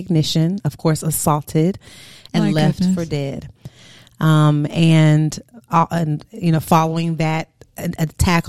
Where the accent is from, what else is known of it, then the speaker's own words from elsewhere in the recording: St. Louis, Missouri, United States; also born or lived in Houston, Texas; I'm originally from St. Louis, Missouri